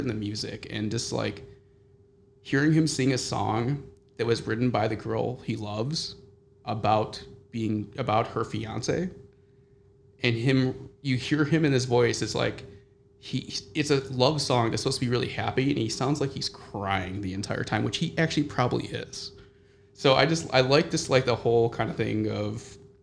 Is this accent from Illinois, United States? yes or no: yes; Chicago, Illinois, United States; I grew up in Chicago